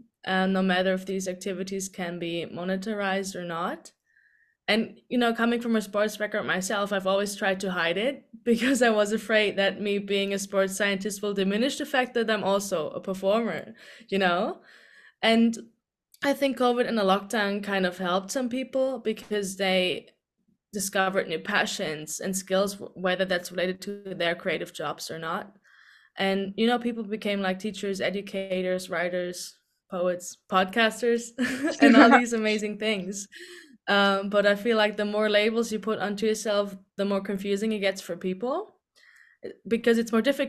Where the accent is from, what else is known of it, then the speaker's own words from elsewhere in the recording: Germany; moved away as an adult; also born or lived in Dublin, Ireland; I'm originally from Germany